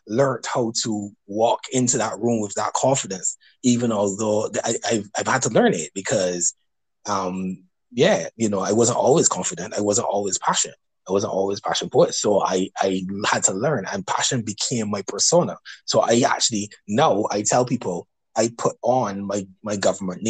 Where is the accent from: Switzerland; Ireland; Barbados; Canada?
Barbados; I'm from Barbados, so I've had people over the years tell me about my accent